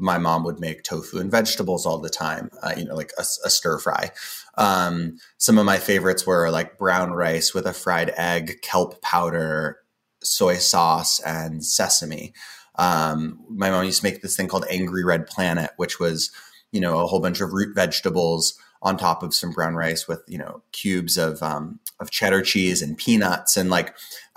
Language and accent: English; Boulder, Colorado, United States; also born or lived in Portland / Indonesia / Australia / New Zealand; I grew up in Boulder, Colorado. I was, however, born in Portland